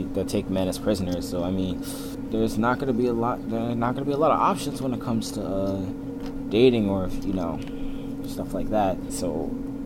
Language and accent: English; Baltimore, Maryland, United States; I'm from Baltimore, Maryland